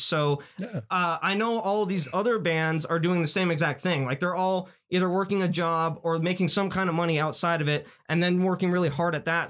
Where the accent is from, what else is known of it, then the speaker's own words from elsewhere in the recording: Las Vegas, Nevada, United States; we're the first generation of like real kids to like really come out of Vegas